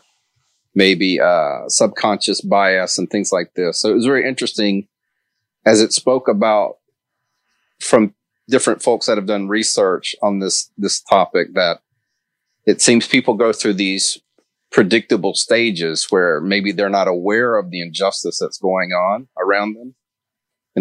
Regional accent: Mississippi, United States; I grew up in Mississippi, so I grew up in the Deep South.

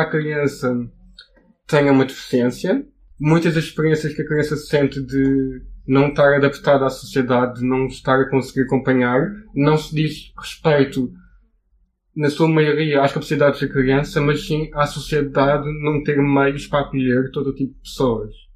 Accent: Portimão, Algarve, Portugal; tenho 23 anos, eu venho de Portimão

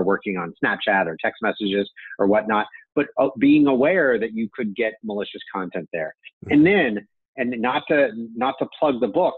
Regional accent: United States; as an American citizen

